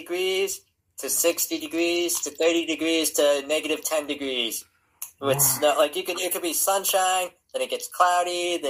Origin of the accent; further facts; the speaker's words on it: Erie, Pennsylvania, United States; I'm from Northwest Pennsylvania.